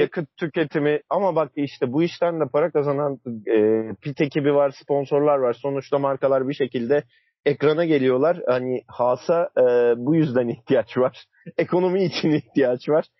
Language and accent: Turkish; Istanbul, Turkey; memleketimiz İstanbul'a geri döneceğiz